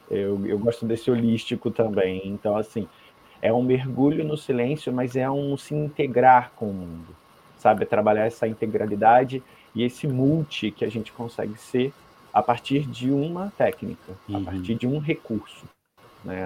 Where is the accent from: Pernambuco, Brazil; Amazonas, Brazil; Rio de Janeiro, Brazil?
Rio de Janeiro, Brazil; moved away; also born or lived in Curitiba; eu nasci no Rio de Janeiro, mas eu fui morar em Curitiba.